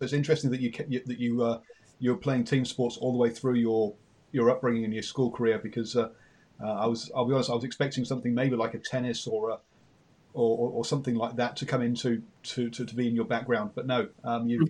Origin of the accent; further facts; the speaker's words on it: England, United Kingdom; accent: English; you can tell by my accent I'm English